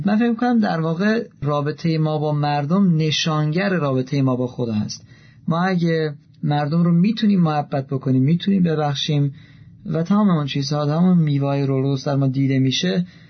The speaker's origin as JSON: {"language": "Persian", "country": "Iran", "said": "من ایرانی هستم"}